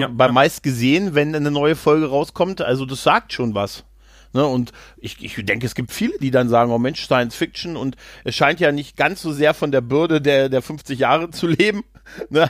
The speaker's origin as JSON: {"language": "German", "region": "Lower Saxony", "country": "Germany", "said": "ich als, ähm, als Niedersachse"}